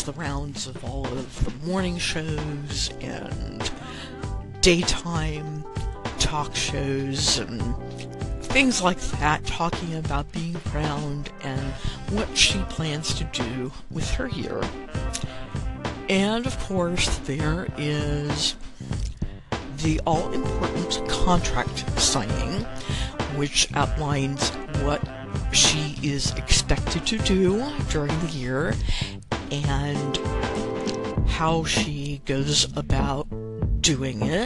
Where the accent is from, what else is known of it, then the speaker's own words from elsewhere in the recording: New Orleans, Louisiana, United States; I am from New Orleans.